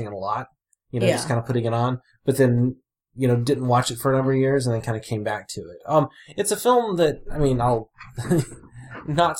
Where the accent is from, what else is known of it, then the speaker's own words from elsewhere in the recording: Alabama, United States; I grew up in Alabama